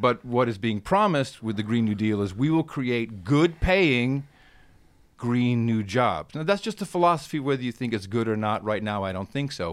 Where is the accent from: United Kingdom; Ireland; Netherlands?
Netherlands; Amsterdam, North Holland; now in Austin, United States; I grew up in Amsterdam